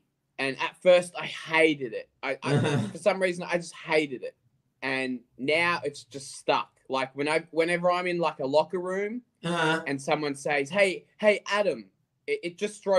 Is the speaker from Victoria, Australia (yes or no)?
yes; Melbourne, Victoria, Australia; moved away as an adult; now in Adelaide, Australia; I was born and raised in Melbourne.